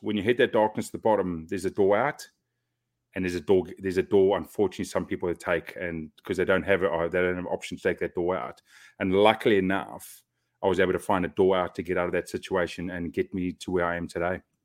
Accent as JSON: {"language": "English", "country": "South Africa", "tie": "born or raised there", "moved": "as an adult", "lives_now": "Auckland, New Zealand", "said": "growing up in South Africa"}